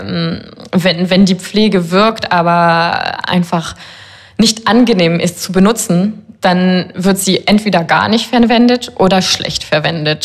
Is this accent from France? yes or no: yes; Paris, Île-de-France, France; ich bin ja Französin